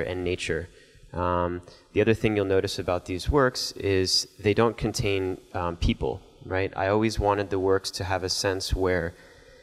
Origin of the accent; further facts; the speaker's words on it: Miami, Florida, United States; growing up in Miami, not far from where the space shuttles were launched